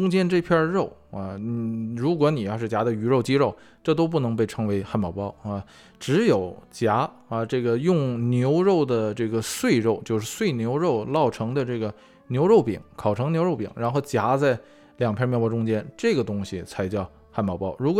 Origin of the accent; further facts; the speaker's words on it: China; 作为中国人